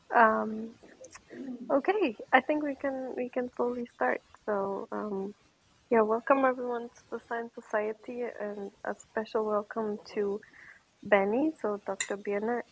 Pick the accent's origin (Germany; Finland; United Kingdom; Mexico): Germany; Bochum, North Rhine-Westphalia; moved away; I grew up in Bochum.